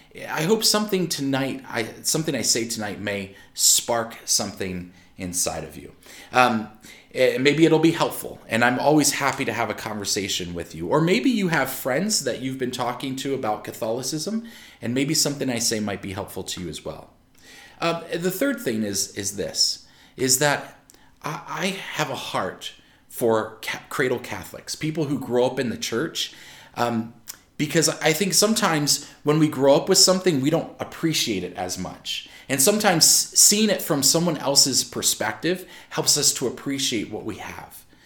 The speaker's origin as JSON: {"language": "English", "region": "Maryland", "country": "United States", "also_born_or_lived": "Pennsylvania", "said": "I'm from Maryland. I spent most of my life in Maryland"}